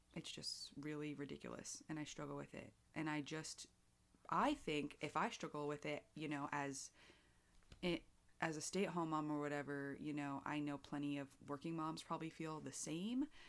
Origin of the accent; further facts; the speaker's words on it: United States; as an American